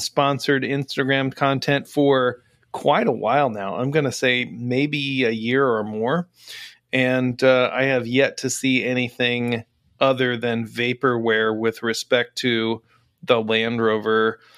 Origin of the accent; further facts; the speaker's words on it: Indiana, United States; moved away; I'm from Indiana originally